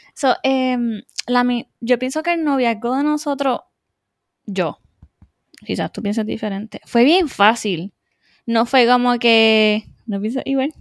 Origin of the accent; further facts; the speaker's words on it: Adjuntas, Puerto Rico; soy de Ajunta, como Brian, eh, natural, como dice, criada en Ajunta